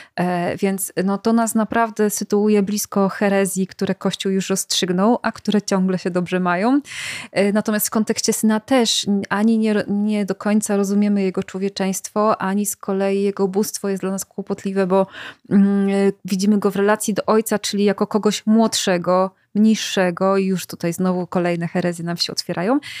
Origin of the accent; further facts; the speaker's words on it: Silesian Voivodeship, Poland; ja akurat jestem ze Śląska